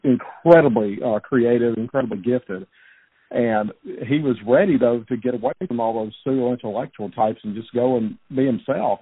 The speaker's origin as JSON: {"language": "English", "town": "Baton Rouge", "region": "Louisiana", "country": "United States", "tie": "born or raised there", "said": "I grew up in Baton Rouge myself, way out on the east side of town"}